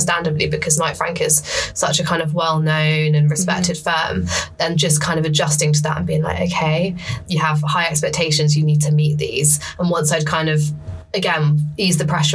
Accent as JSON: {"language": "English", "area": "Essex", "region": "East of England", "country": "United Kingdom", "tie": "born or raised there", "also_born_or_lived": "Sheffield", "moved": "as an adult", "lives_now": "London, United Kingdom", "said": "I'm from Essex originally, so I'd kind of grown up having London on the doorstep"}